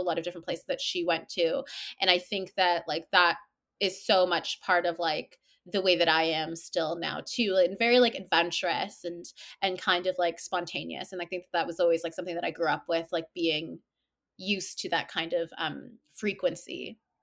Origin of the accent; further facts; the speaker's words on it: Toronto, Ontario, Canada; born, I was born here, um, in Toronto, and, uh, I grew up in Toronto too